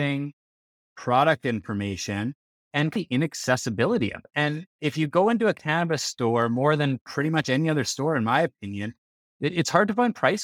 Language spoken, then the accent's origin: English; Regina, Saskatchewan, Canada; now in Calgary, Canada; I'm Canadian. I'm from Canada, born and raised in Regina, Saskatchewan.